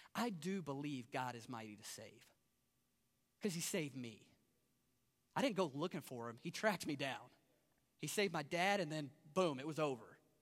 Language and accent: English; Kentucky, United States; moved away as an adult; now in Las Vegas, United States; I'm from Kentucky